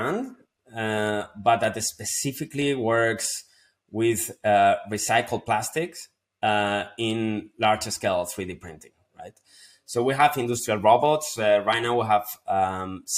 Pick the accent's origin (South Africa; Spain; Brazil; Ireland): Spain; moved away as an adult; also born or lived in London; my hometown back in Spain